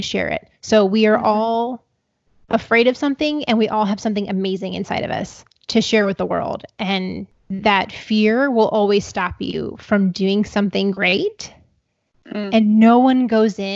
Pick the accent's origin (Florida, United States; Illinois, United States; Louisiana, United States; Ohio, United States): Ohio, United States; where I'm from Ohio